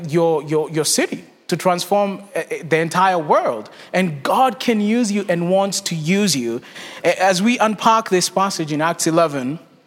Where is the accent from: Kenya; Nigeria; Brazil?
Kenya; moved away as an adult; also born or lived in Texas; now in Charlotte, United States; I was born and raised in Kenya. My wife and I moved to the States in 2014 to go to seminary